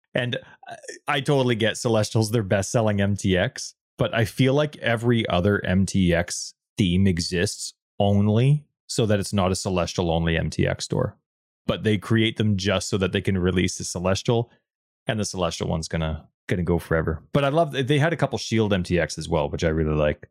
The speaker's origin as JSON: {"language": "English", "country": "Canada", "said": "even though we're Canadian, we do not, uh, speak French either"}